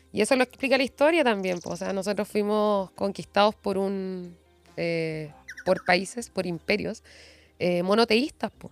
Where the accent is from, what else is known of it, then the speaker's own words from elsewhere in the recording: Corral, Los Ríos, Chile; moved away; also born or lived in Valdivia / Aysén; Nací en Valdivia, mi familia es de allá